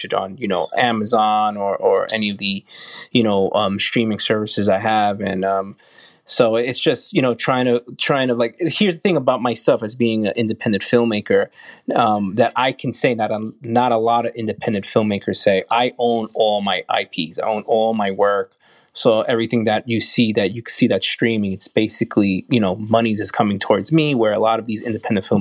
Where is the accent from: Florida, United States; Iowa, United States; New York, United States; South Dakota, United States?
New York, United States; being a New Yorker